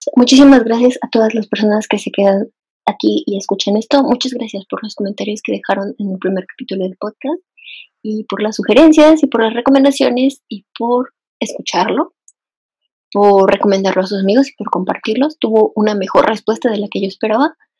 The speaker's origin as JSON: {"language": "Spanish", "region": "Morelos", "country": "Mexico", "moved": "as an adult", "lives_now": "Mexico City, Mexico", "said": "casi me quedé a vivir en, Morelos, de donde yo soy"}